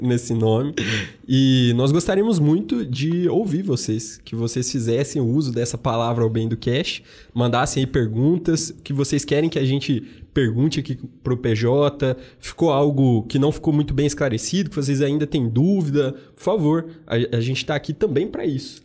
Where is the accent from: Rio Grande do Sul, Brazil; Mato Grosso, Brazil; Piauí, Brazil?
Mato Grosso, Brazil; moved away as an adult; also born or lived in Tangará da Serra; now in Belo Horizonte, Brazil; sou do Mato Grosso